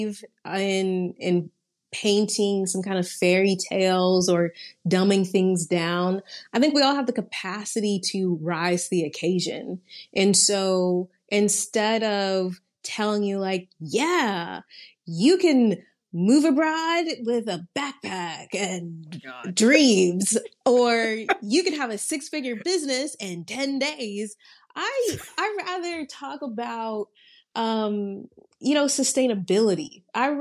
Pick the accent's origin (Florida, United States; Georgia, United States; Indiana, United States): Georgia, United States; Atlanta; moved away as an adult; also born or lived in Suwanee, Georgia; now in Valencia, Spain; So I'm from Atlanta. I was raised in Atlanta.